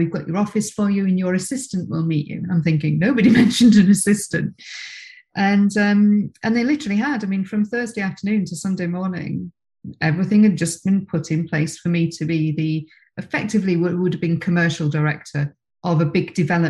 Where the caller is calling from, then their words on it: Princes Risborough, South East England, United Kingdom; So I'm in actually rarely sunny Prince's Risborough, which is about an hour north of London, halfway between London and Birmingham.